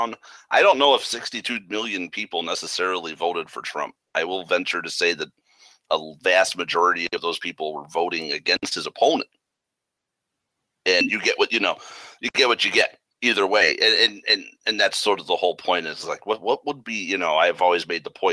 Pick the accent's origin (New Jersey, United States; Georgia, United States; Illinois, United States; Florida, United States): Illinois, United States; Chicago; we're from Chicago